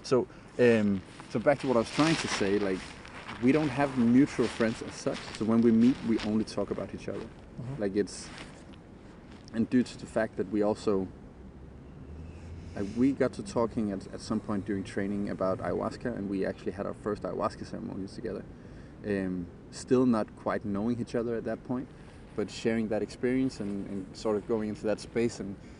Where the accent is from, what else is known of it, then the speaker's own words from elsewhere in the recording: Denmark; also born or lived in London; I came home from London after working as a UX designer there, started training with a bunch of guys doing movement training, came back after I quit my job. I was really stressed. I wanted to do a vacation, like just a month vacation back in Denmark